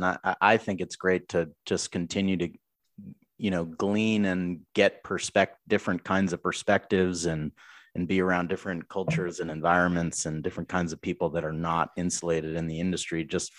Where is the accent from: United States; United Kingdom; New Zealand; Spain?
United States; Boston, Massachusetts; So here's the deal. I grew up in Boston. I don't have an accent.